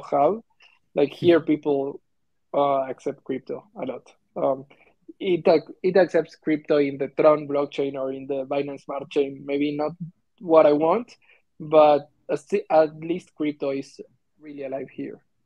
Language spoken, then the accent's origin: English; Argentina; I'm from Argentina